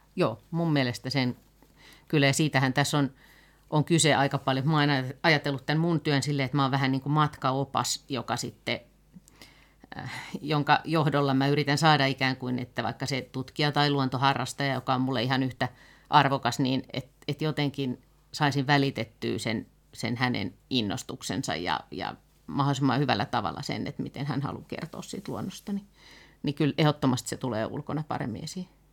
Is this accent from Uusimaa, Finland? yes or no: yes; Helsinki, Uusimaa, Finland; mä oon ihan lapsena asunut Pakilassa ja sitten tota, kouluja käynyt pitkälti tuolla Munkkiniemessä